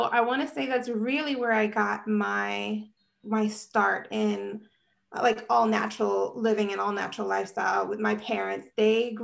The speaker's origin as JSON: {"language": "English", "town": "New York City", "region": "New York", "country": "United States", "tie": "born or raised there", "said": "I was born and raised in New York City. So I am a real city girl"}